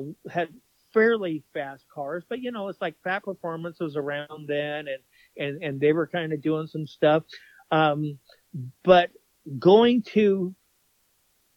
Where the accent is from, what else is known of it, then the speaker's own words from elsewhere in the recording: Stanton, California, United States; I grew up in Stanton, which is the city right next to Anaheim